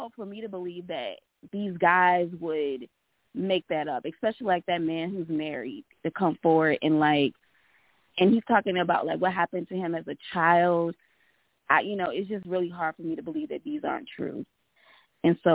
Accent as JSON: {"language": "English", "region": "the South", "country": "United States", "said": "I'm from the South"}